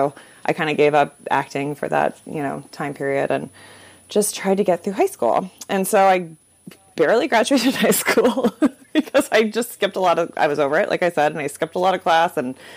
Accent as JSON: {"language": "English", "town": "Orlando", "region": "Florida", "country": "United States", "tie": "born or raised there", "also_born_or_lived": "Chicago", "moved": "yes", "said": "I grew up in Orlando, Florida."}